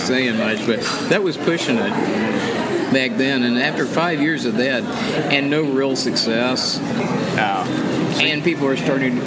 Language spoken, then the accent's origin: English; United States; I'm like an American.